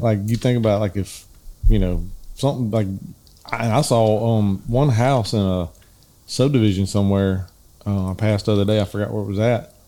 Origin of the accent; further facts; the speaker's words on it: the South, United States; We're from the South